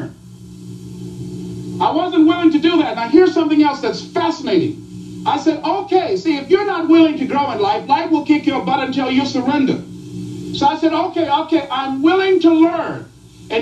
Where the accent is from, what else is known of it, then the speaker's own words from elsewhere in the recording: Miami, Florida, United States; I was born in Liberty City